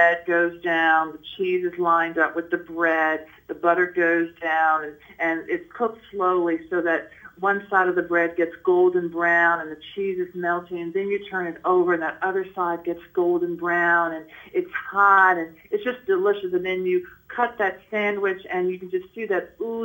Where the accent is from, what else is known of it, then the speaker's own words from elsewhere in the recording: Nashville, Tennessee, United States; I'm from Nashville, Tennessee, and so I grew up having a lot of what people deem as, you know, Southern food